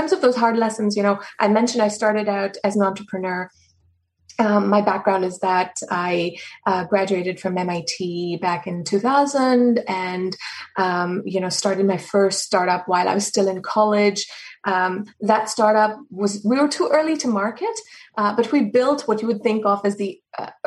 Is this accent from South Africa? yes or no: yes; South Africa; now in Boston, United States; I'm a South African citizen